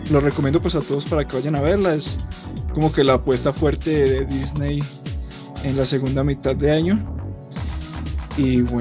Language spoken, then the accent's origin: Spanish; Colombia; digamos que con nosotros como colombianos nos puede emocionar mucho esta película porque es un homenaje a Colombia realmente.